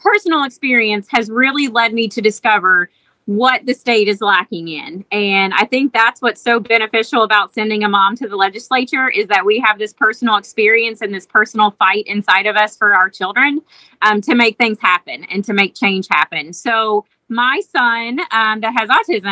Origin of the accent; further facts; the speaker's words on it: Bracken County, Kentucky, United States; also born or lived in Mason County, Kentucky; I grew up in Bracken County, but went to school in Mason County, a private Catholic school.